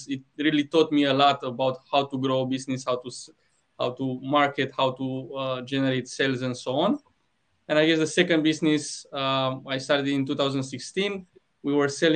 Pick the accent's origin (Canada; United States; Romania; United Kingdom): Romania; moved away as an adult; now in Australia; I'm originally from Romania, currently living in Australia.